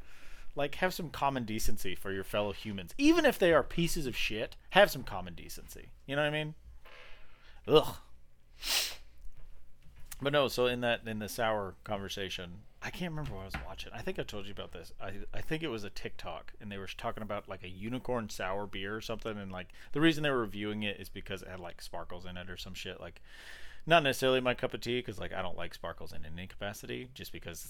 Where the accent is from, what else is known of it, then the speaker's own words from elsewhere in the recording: Nebraska, United States; now in Arkansas, United States; Yeah, I grew up in Podunk Town, Nebraska, so like my early beginnings were, I knew nothing. I knew no one, and I did nothing because my town was tiny.